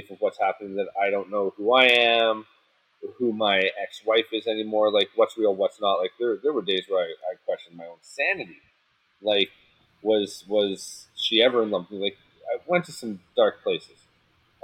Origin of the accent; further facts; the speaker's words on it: Canada; I'm Canadian up here, right?